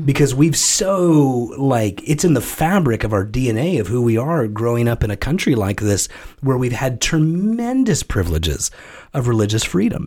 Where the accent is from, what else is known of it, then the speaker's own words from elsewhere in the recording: United States; as an American citizen